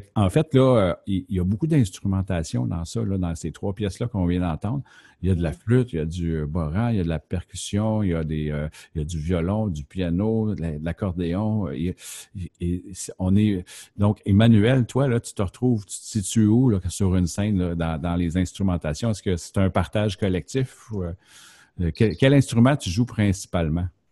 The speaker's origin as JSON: {"language": "French", "town": "Montreal", "region": "Quebec", "country": "Canada", "said": "quand on vient de Montréal"}